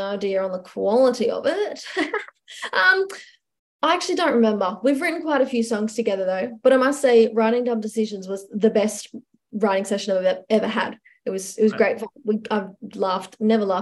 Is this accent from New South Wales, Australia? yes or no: no; Gympie, Queensland, Australia; the Gympie Music Master, I mean, I'm excited. It's my hometown show.